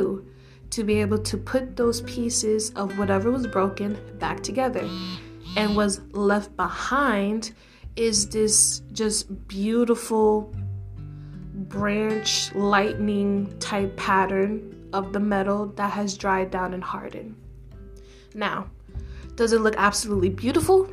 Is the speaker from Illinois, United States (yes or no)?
no; New York City, New York, United States; also born or lived in Brooklyn, New York; I am a New York City native, born and raised in the Bronx, aka the best borough